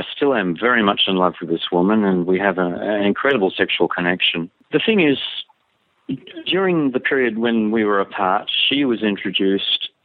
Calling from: Australia; I'm calling from Australia

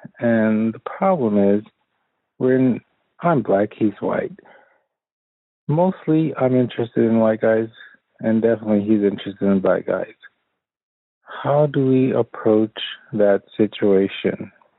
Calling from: Florida, United States; I'm calling from Florida.

